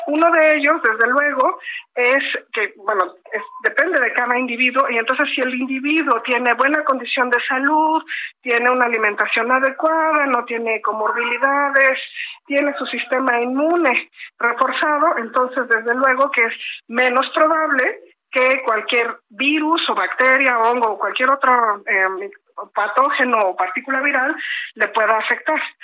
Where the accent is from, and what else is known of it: Mexico